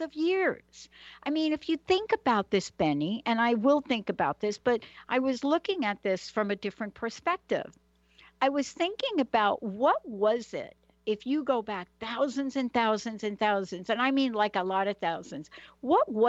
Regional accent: New York City, New York, United States; I literally grew up in the Bronx

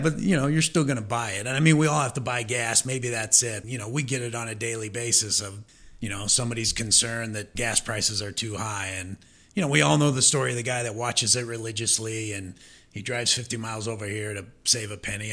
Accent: Omaha, Nebraska, United States; moved away as an adult; also born or lived in Missouri; I'm originally from Omaha, Nebraska, so I'm a Nebraskan

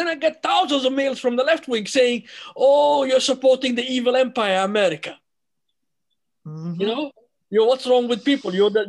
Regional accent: United States; I told them I'm an American. We don't run, we don't hide, and we don't back down, you know? We are Americans.

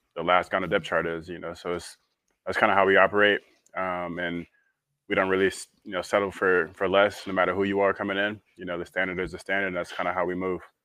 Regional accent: St. Petersburg, Florida, United States; a huge historical, you know, thing in our uh, in my hometown

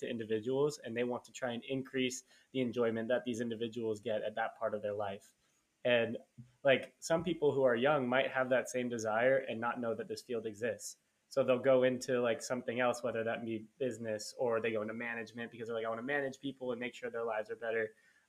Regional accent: Nevada, United States; And maybe that's just because I'm from Nevada. You know, they do things different over there.

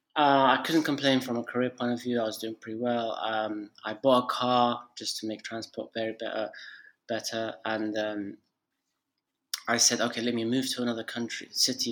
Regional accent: Tripoli, Libya; moved away; also born or lived in United Kingdom / Turkey; my home country, Libya, Tripoli, Libya

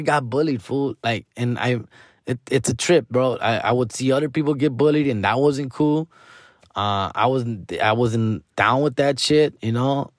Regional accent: Huntington Park, California, United States; born and raised in Huntington Park, California, went to elementary here, went to middle school here, went to high school here.

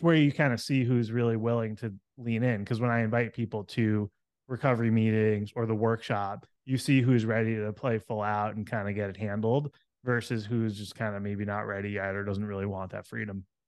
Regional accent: New York City, New York, United States; moved away; I came from New York City area. That's where I grew up

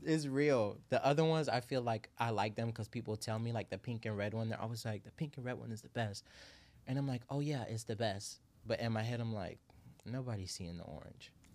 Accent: Miami, Florida, United States; I'm from Miami

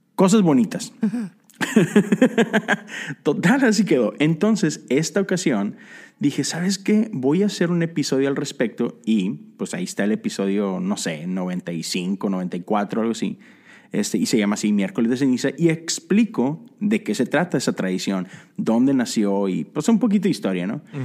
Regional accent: Mexico; cuando yo crecí en la iglesia en México

